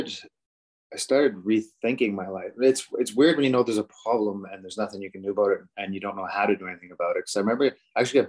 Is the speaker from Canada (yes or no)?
yes; Halifax, Nova Scotia, Canada; moved away as an adult; now in Calgary, Canada; I grew up in Halifax